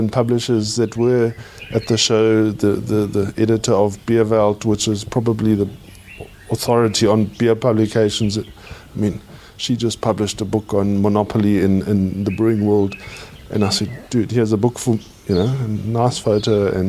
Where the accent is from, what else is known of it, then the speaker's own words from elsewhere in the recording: South Africa; I'm from South Africa